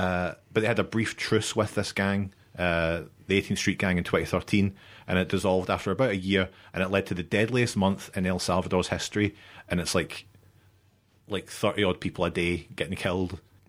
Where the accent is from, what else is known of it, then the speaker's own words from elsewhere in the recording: Coatbridge, Scotland, United Kingdom; Coatbridge, you know, my hometown.